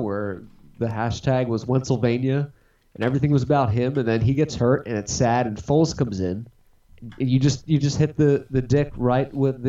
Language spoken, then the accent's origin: English; Indiana, United States; It's like, no, I'm from Indiana.